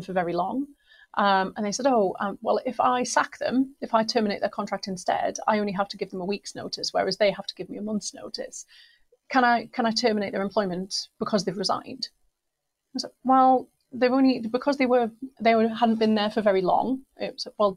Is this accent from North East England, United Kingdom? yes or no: yes; Newcastle upon Tyne, North East England, United Kingdom; I love my hometown. I'm really proud of where I'm from.